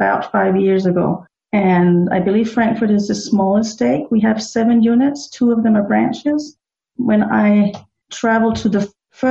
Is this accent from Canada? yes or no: no; Denmark; moved away as an adult; now in Germany; I was born and raised in Denmark.